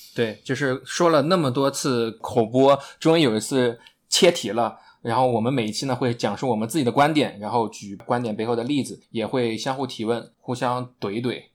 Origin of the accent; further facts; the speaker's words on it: Nanjing, Jiangsu, China; 我南京人，所以江苏那边我们从小就吃甜的东西比较多